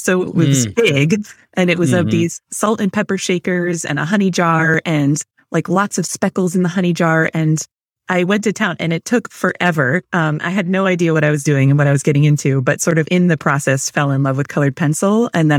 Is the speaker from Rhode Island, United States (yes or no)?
yes; Rhode Island, United States; I'm from Rhode Island.